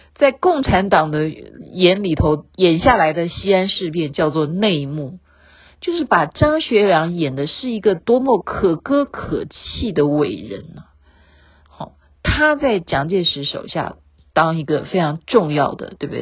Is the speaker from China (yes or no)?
no; Taiwan; 毕竟我生在这里，长在这里